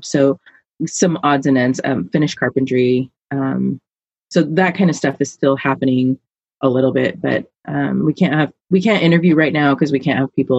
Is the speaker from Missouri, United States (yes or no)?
no; Alaska, United States; now in Silverton, United States; I grew up in Alaska where it's cold